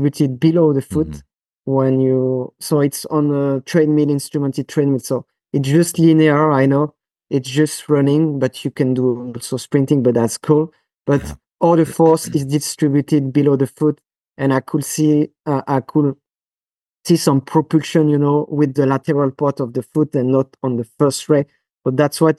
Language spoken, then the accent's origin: English; France; accent: French; English is a second language; now in Switzerland; That's my French accent